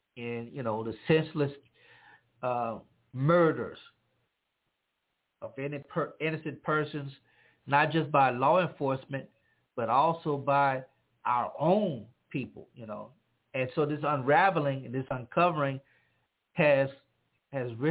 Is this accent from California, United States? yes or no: no; Louisiana, United States; I grew up in the South, in Louisiana